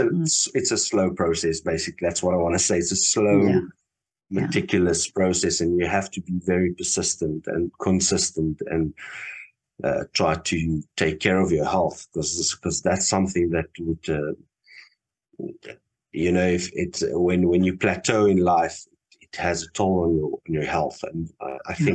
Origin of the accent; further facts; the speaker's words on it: Namibia; moved away as an adult; now in Cape Town, South Africa; I'm originally from Namibia, and when I started my art career, it was in Namibia